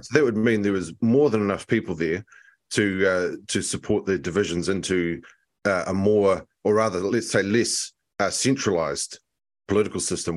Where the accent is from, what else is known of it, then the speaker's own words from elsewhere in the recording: Nelson, New Zealand; also born or lived in Christchurch / Sweden; I grew up in Nelson. I was born in Nelson